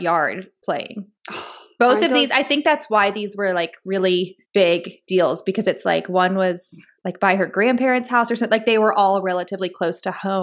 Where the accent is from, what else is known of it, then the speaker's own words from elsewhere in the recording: Duncanville, Texas, United States; I grew up in Duncanville, and then Arlington was like one city over